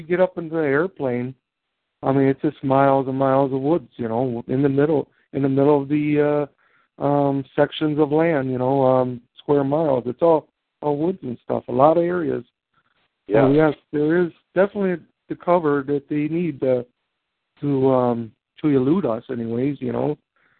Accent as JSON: {"language": "English", "area": "Tuscola County", "region": "Michigan", "country": "United States", "tie": "born or raised there", "also_born_or_lived": "central Wisconsin", "moved": "yes", "lives_now": "Wisconsin, United States", "said": "Where I grew up in Tuscola County, Michigan, if you drove around a lot of the area, it's kind of, you know, mostly farmlands"}